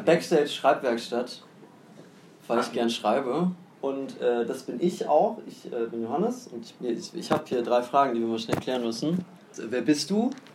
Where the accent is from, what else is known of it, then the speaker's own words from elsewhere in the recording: Hamburg, Germany; also born or lived in Aachen; ich bin nicht in Hamburg geboren, sondern in Aachen. Aber ja. als ich zwei Monate alt war, ist meine Familie inklusive mir nach Hamburg gezogen. Insofern kenne ich nur Hamburg.